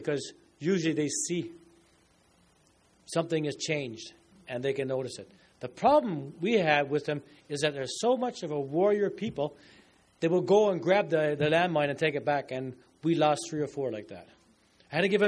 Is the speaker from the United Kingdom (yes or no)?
no; Newfoundland and Labrador, Canada; I'm from Newfoundland.